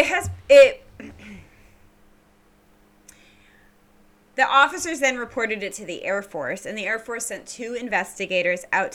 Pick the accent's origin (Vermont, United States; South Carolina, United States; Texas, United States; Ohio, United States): Vermont, United States; now in Washington, United States; Growing up in Vermont